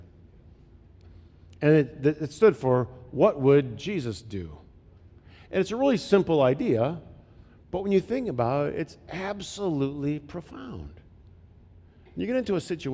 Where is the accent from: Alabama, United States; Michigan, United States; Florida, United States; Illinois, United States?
Michigan, United States; Flint; moved away; I grew up in Flint